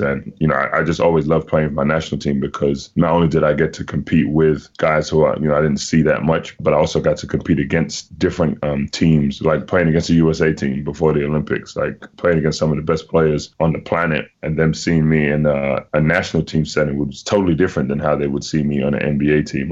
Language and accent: English; Ghana; moved away; also born or lived in Washington D.C., United States; my home country